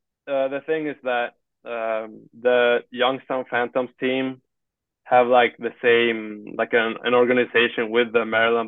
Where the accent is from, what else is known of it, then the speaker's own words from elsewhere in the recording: Sweden; I'm not from here. I said, I think I said, like, I'm from Sweden or something.